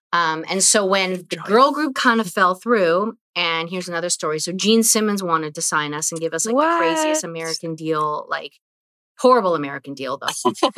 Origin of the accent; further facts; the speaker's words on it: Vancouver, British Columbia, Canada; Saying, hey … You know, I'm from Vancouver.